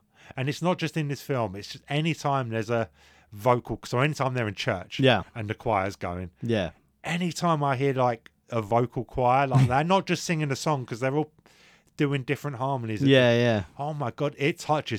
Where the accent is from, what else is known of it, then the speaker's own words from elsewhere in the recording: England, United Kingdom; I'm English. I live a matter of miles away from Scotland.